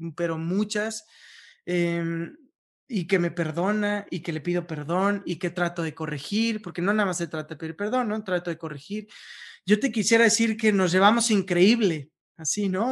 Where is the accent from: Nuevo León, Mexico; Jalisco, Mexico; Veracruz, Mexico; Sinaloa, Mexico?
Veracruz, Mexico; now in Mexico City, Mexico; yo soy de Veracruz